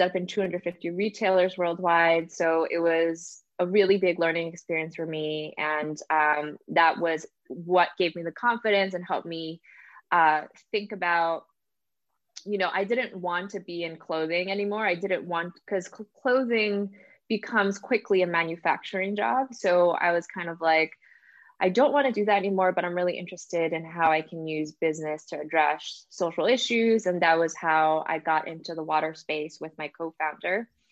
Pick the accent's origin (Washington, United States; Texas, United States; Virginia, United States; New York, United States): New York, United States; New York City; moved away; also born or lived in New Jersey; when I was a kid, I actually grew up in the Bronx in New York.